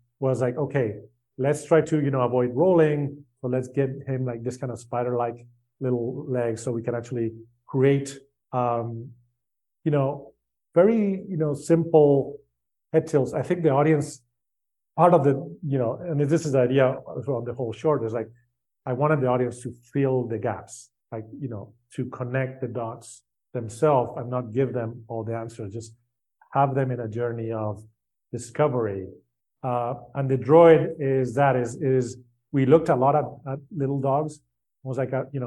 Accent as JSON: {"language": "English", "country": "Spain", "tie": "born or raised there", "said": "I grew up in Spain."}